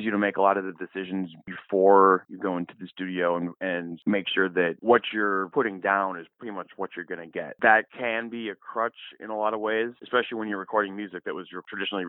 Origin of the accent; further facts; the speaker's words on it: Minnesota, United States; people from Minnesota